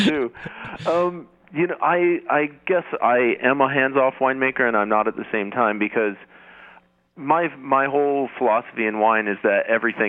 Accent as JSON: {"language": "English", "area": "the Northwest", "region": "Pacific Northwest", "country": "United States", "tie": "born or raised there", "lives_now": "Oregon, United States", "said": "So being a Northwest boy and growing up in the Northwest"}